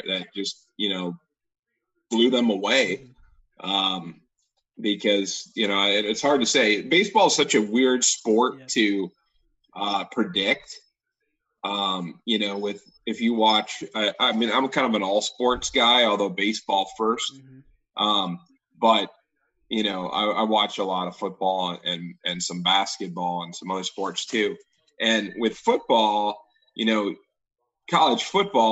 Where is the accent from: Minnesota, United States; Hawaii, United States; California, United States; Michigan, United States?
Michigan, United States; Detroit; I grew up in Detroit